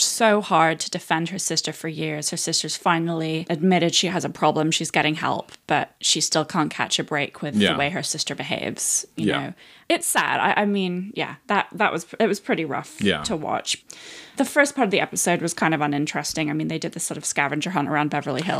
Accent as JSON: {"language": "English", "country": "United Kingdom", "said": "I'm British."}